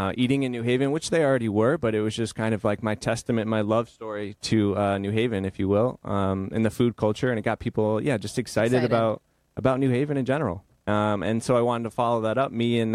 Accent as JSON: {"language": "English", "town": "New Haven", "region": "Connecticut", "country": "United States", "tie": "born or raised there", "also_born_or_lived": "Los Angeles", "moved": "as an adult", "said": "I grew up in the New Haven area"}